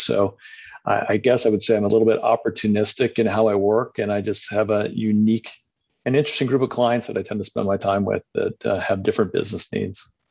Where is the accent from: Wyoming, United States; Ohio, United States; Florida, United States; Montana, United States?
Ohio, United States; Cleveland; now in Los Angeles, United States; I'm originally from the Midwest, but uh, Cleveland, Ohio, but lived around the country and has spent the last 20 years in Los Angeles